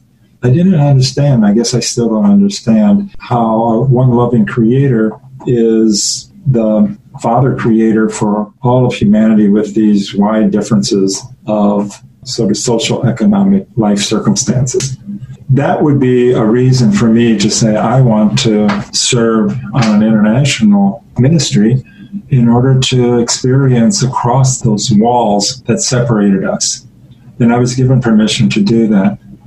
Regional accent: Quincy, Illinois, United States; moved away; also born or lived in Zaire; Well, I was born in Quincy, Illinois, which is a town not that different in size from La Crosse on the Mississippi River.

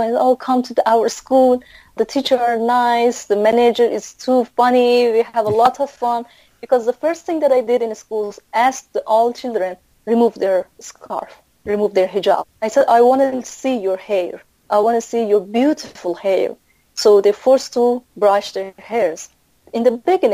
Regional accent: Mashhad, Razavi Khorasan, Iran; English is a second language; moved away as an adult; now in Philippines; I'm from Mashhad state

